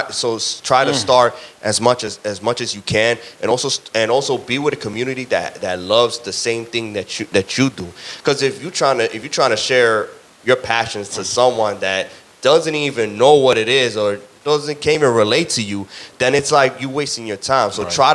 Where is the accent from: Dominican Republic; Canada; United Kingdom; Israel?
Dominican Republic; República Dominicana, I gotta go with baseball. Dominican Republic, that's the culture. That's the sport that we like grew up.